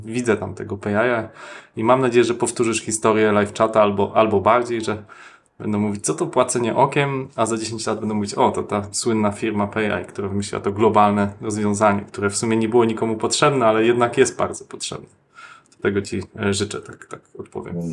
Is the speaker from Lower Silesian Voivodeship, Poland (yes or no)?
yes; Wrocław, Lower Silesian Voivodeship, Poland; ja się urodziłem e, na Krzykach